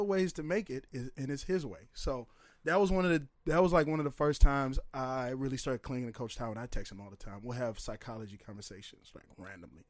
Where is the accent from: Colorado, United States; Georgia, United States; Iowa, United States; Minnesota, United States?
Minnesota, United States; St. Paul; also born or lived in Oakdale, Minnesota / Woodbury, Minnesota; I grew up in St. Paul, east side of St. Paul, north St. Paul, Oakdale